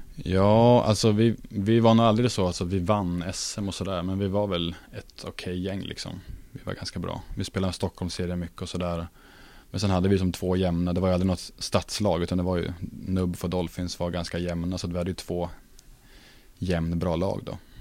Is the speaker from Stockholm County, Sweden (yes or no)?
no; Norrköping, Östergötland, Sweden; moved away as an adult; now in Luleå, Sweden; stannat hemma i Norrköping